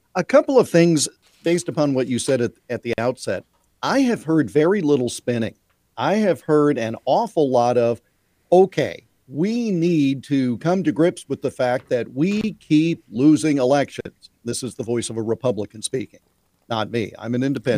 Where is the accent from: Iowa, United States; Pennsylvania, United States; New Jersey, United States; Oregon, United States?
Iowa, United States; my home state of Iowa